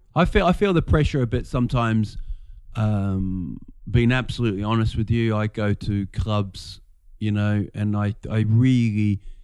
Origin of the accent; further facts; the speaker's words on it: Rotorua, Bay of Plenty, New Zealand; moved away as an adult; also born or lived in England; now in Sweden; we're in a place called Rotorua